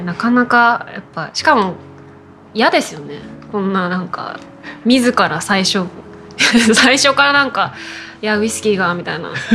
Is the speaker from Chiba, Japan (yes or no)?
yes; Funabashi, Chiba, Japan; also born or lived in Kagoshima; 地元っていうと実は千葉県